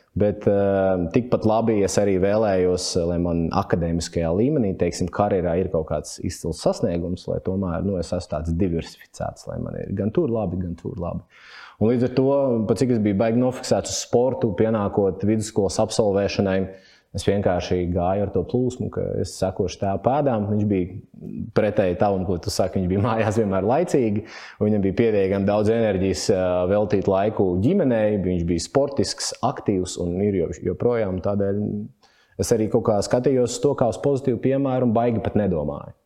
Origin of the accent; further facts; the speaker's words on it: Jelgava, Zemgale, Latvia; Pats esmu Jālgavnieks